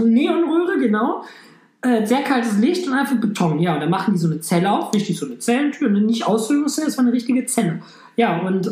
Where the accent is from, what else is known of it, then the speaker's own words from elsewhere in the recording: Germany; ich bin aus Deutschland